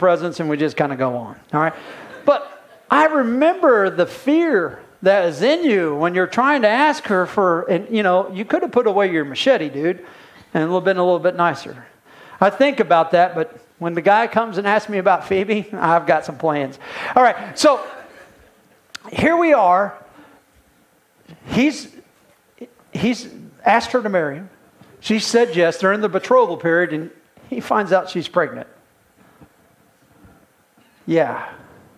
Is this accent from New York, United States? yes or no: no; Indiana, United States; I'm from Indiana